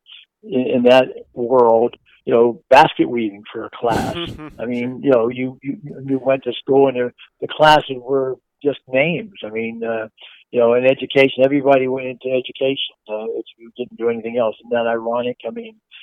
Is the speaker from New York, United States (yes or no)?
no; Pittsburgh, Pennsylvania, United States; I'm from Pittsburgh.